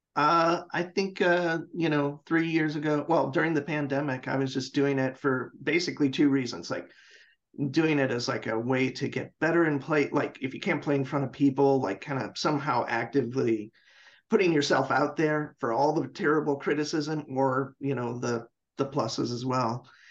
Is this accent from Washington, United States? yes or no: yes; Seattle, Washington, United States; moved away as an adult; now in Portland, United States; I'm from Seattle. I lived in Seattle for mm-hmm. 30 years. I moved here like three years ago